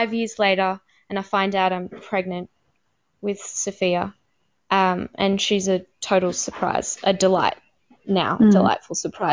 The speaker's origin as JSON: {"language": "English", "country": "Australia", "also_born_or_lived": "Cambodia", "first_language": "English", "moved": "as an adult", "said": "being an Australian woman who spoke English as a first language"}